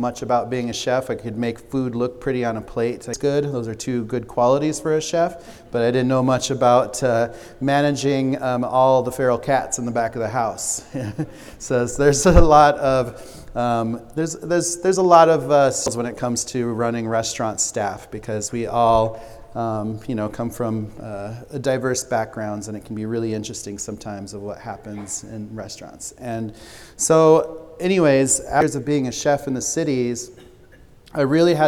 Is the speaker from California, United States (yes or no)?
no; Spearfish, South Dakota, United States; also born or lived in Pine Ridge Reservation, South Dakota; she moved us from the reservation to a small town called Spearfish, South Dakota, which is a really beautiful small town in the Black Hills. And growing up in Spearfish was an amazing spot to be